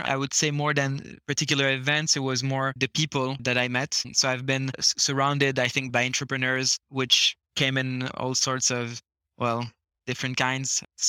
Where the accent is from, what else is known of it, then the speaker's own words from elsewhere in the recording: Luxembourg; moved away; also born or lived in Switzerland / Canada; So while I'm French, I never actually lived in France. I was born in Switzerland, grew up in Luxembourg, so moved around quite a lot. Then basically started my studies in Canada.